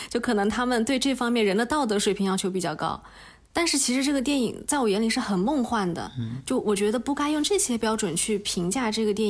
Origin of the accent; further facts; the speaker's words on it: Nanjing, Jiangsu, China; moved away as an adult; also born or lived in Beijing; 我的家乡是南京嘛，你说它也不是一个小城市。